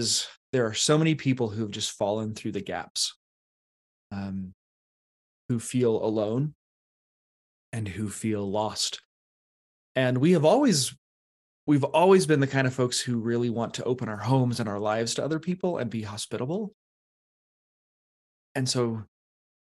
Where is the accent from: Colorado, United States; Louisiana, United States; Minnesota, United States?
Colorado, United States; eastern; also born or lived in Canon City, Colorado; I grew up in Colorado, not in the mountains, out in the east